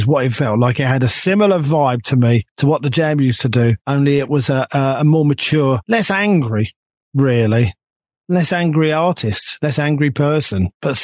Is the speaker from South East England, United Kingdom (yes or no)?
no; London, United Kingdom; this young kid growing up, this young Jewish kid, me, right, growing up in North London